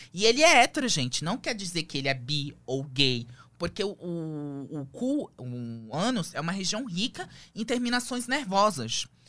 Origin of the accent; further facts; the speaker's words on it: Lebanon; moved away as an adult; also born or lived in Manaus, Brazil / Belém, Brazil; now in Brazil; fomos com a roupa do corpo pro Líbano. E aí começou a fase mais difícil da minha vida. A gente vivia, eu vivia de, eh, de favor na casa dos avós. E aí eu fiquei lá até os os 18